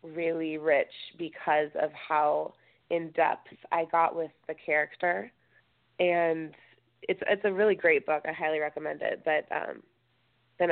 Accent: outside of LA near Malibu, Southern California, United States; I grew up in Southern California, like outside of LA and near Malibu

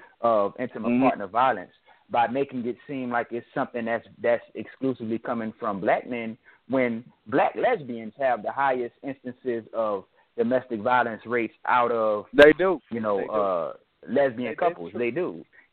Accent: New Orleans, Louisiana, United States; I'm from New Orleans.

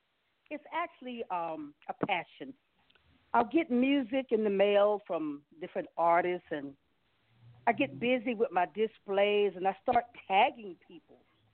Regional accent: Greensboro, North Carolina, United States; I'm also a native North Carolina girl. I'm from Greensboro.

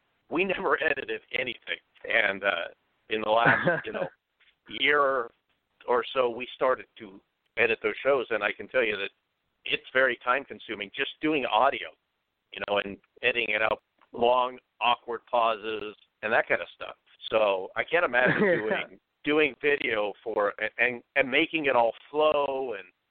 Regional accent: Portland, Oregon, United States; I grew up in Portland, Oregon

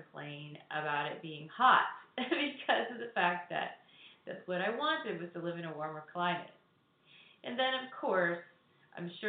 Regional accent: Texas, United States; also born or lived in Hawaii / Chicago area, Illinois / Southwest Florida; now in Florida, United States; I grew up in Texas, and I also lived in Hawaii

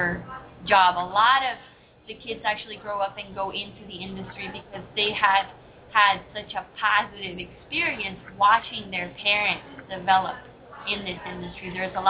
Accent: Honduras; moved away as an adult; also born or lived in Europe / Washington, D.C. / Hawaii; now in Hollywood, Florida, United States; I am originally from Honduras.

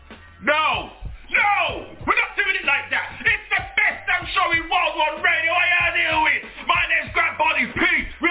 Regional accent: United Kingdom; Born in the UK to Jamaican parents.

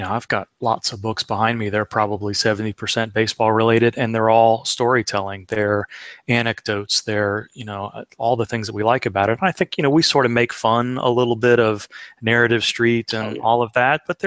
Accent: Cincinnati, Ohio, United States; I grew up in Cincinnati

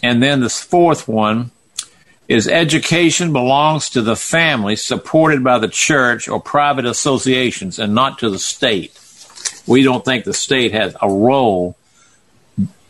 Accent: the South, United States; I'm from the South.

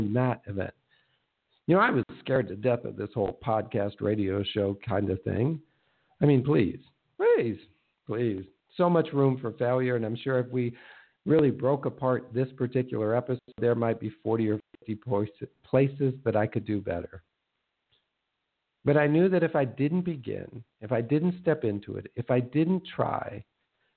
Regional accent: Minnesota, United States; I grew up in Minnesota, the land of 10,000 lakes

